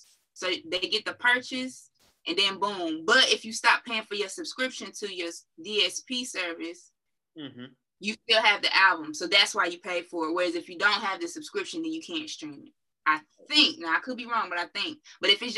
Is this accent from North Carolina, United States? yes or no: yes; North Carolina, United States; I grew up in North Carolina.